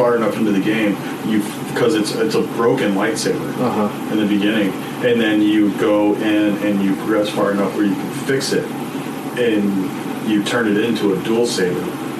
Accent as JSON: {"language": "English", "region": "Florida", "country": "United States", "said": "I'm from Florida."}